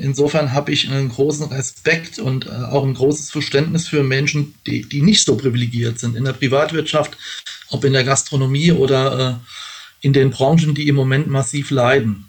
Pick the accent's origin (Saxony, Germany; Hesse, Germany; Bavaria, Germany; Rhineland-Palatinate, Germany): Rhineland-Palatinate, Germany; Pfaffen-Schwabenheim; im Ortsverein der SPD in Pfaffenschwabenheim, wo ich herkomme, aktiv gewesen